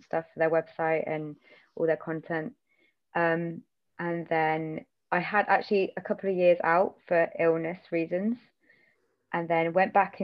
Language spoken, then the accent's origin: English; Banbury, South East England, United Kingdom; now in Bristol, United Kingdom; I grew up like in between Northamptonshire and Oxfordshire, like on the border in a really, really awful village